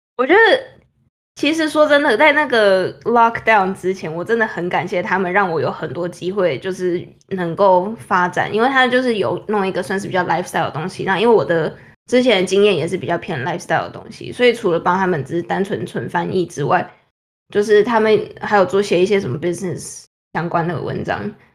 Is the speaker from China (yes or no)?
no; Taiwan; moved away as an adult; now in New York, United States; 我们台湾那边